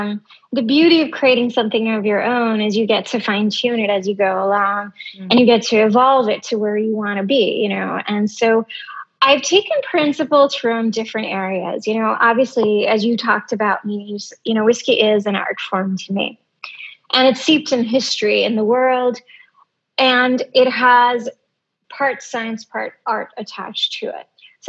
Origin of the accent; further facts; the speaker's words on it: Greece; now in United States; Middle East, grown up in a Greek island, moving to the US, you know, that's a unique experience. And being Indian, no one else can do that.